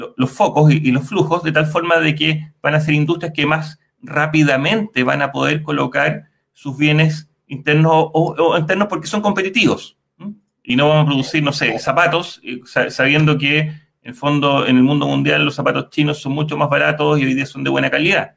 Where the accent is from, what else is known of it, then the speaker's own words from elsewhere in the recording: Chile; nuestro país